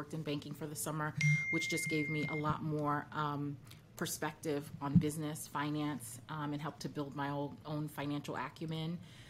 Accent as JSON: {"language": "English", "town": "New York City", "region": "New York", "country": "United States", "tie": "born or raised there", "said": "I grew up in Brooklyn, which is, you know, a melting pot, very West Indian neighborhood."}